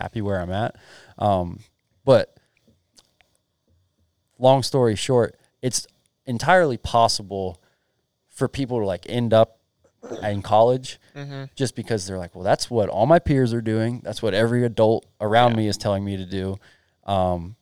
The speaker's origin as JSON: {"language": "English", "town": "Blacksburg", "region": "Virginia", "country": "United States", "tie": "born or raised there"}